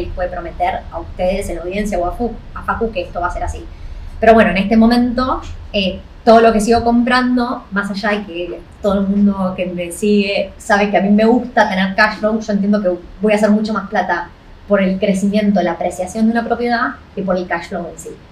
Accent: Argentina; now in Australia; argentino igual que yo

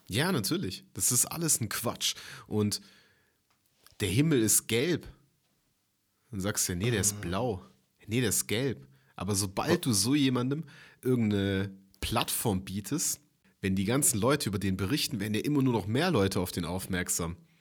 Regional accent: Germany; bei uns in Deutschland

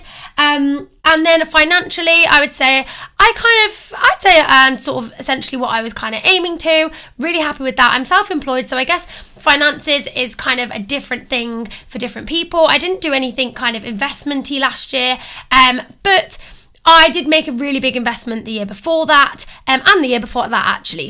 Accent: Coventry, West Midlands, United Kingdom; I'm from Coventry.

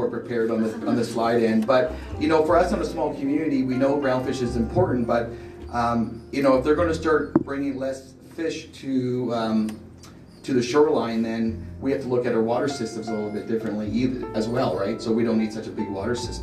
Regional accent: Ucluelet, British Columbia, Canada; born and raised in Yuki

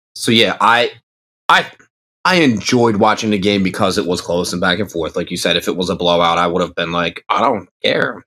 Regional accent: Pennsylvania, United States; I'm representing my home state

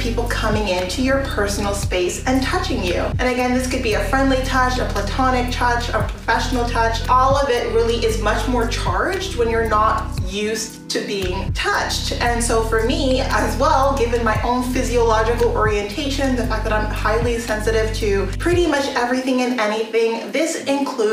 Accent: Canada; So because I grew up in Canada, and more than that, I grew up in rural areas

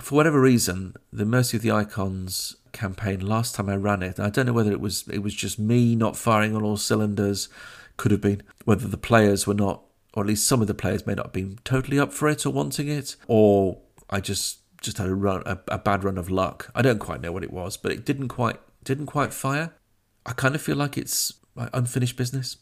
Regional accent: Sheffield, Yorkshire and the Humber, United Kingdom; Crooks being a, a, a district in my hometown of Sheffield

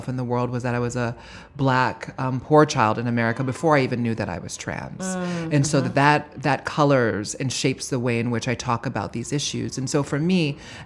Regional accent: Honolulu, Hawaii, United States; moved away as an adult; now in New York, United States; my experience of growing up in Honolulu, Hawaii

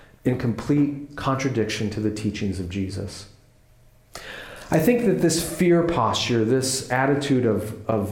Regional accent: United States; where we are as American Christians in the 21st century

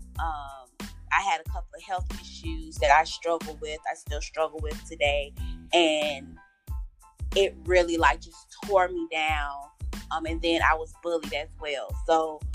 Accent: Tallahassee, Florida, United States; I was raised in Tallahassee

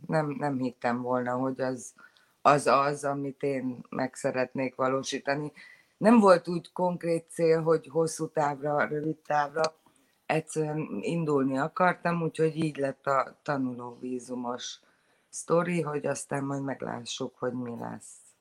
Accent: Szentendre, Pest, Hungary; moved away as an adult; now in Sydney, Australia; Szentendrei vagyok, azért az elég zárt közösség

